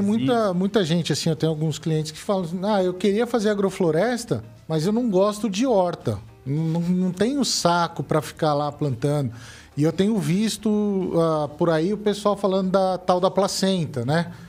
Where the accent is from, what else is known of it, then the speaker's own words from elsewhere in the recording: São Paulo, Brazil; moved away as an adult; eu vim de São Paulo